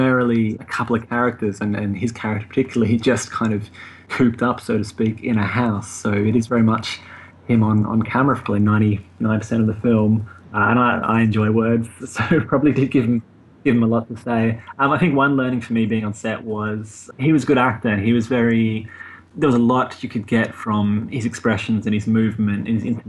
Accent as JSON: {"language": "English", "country": "Australia", "moved": "as an adult", "lives_now": "London, United Kingdom", "said": "I'm Australian, but I am kind of, I don't know, came over to London for a couple of months and ended up kind of staying here, I guess, semi-permanently now."}